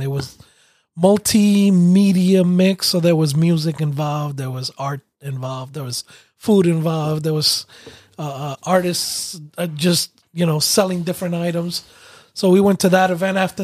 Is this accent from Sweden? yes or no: no; Puerto Rico; moved away; there's several actually in my hometown